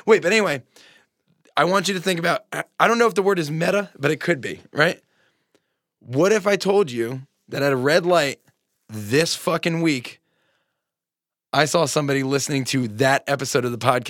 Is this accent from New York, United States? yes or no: yes; Long Island, New York, United States; I'm a guy from Long Island. Like, I look like a guy from Long Island